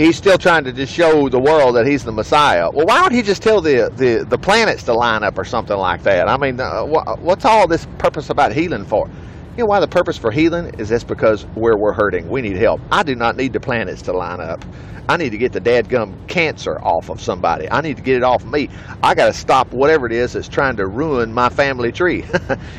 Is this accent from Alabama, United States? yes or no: yes; Alabama, United States; I'm from Alabama here